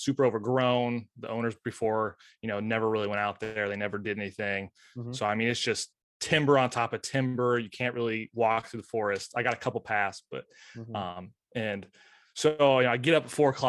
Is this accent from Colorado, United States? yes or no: no; Lewistown, Illinois, United States; moved away as an adult; now in La Harpe, United States; I usually don't come back to Lewistown very often.